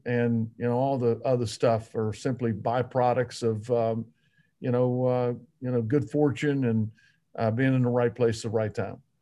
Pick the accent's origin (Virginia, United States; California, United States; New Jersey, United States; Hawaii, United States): Virginia, United States; Radford; also born or lived in Spartanburg, South Carolina; from Radford, Virginia